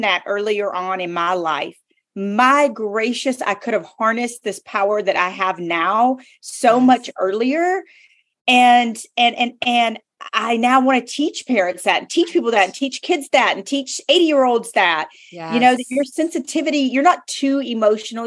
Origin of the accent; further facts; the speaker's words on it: the South, United States; I'm from the South